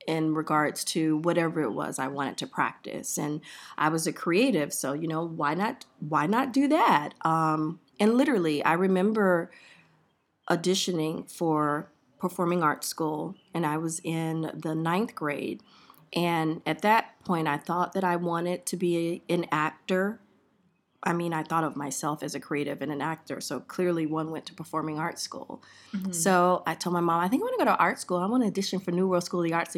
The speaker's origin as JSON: {"language": "English", "town": "Miami", "region": "Florida", "country": "United States", "tie": "born or raised there", "said": "I grew up in Miami, Florida, in Liberty City"}